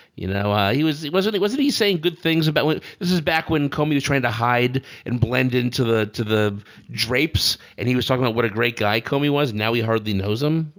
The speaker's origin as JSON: {"language": "English", "country": "United States"}